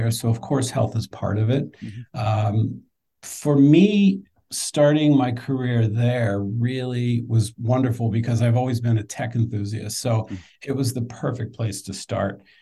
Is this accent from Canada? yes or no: no; just outside of Philadelphia, Pennsylvania, United States; moved away as an adult; also born or lived in New York City; now in Washington, D.C., United States; I'm an East Coast guy. So I grew up just outside of Philadelphia. Um, lived in, I live in DC now. I spent half my time in New York. Um, I got to DC through school. I went to uh, George Washington University